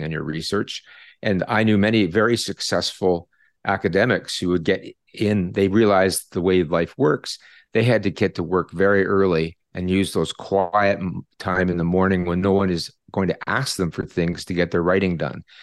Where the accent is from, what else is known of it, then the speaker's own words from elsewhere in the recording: Canada; I'm a Canadian